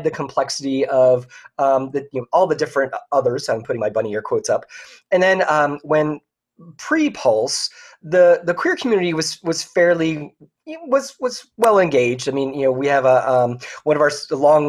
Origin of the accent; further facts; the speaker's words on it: Philadelphia, Pennsylvania, United States; also born or lived in Ohio / abroad; now in Orlando, United States; I grew up in the Philadelphia area